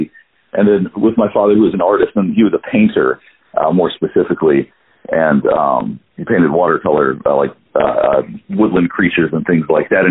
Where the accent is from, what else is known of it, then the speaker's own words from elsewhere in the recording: Hendersonville, North Carolina, United States; also born or lived in Greenville, South Carolina; now in Atlanta, United States; I was raised in a small town in North Carolina, Hendersonville, North Carolina, and I also was in Greenville, South Carolina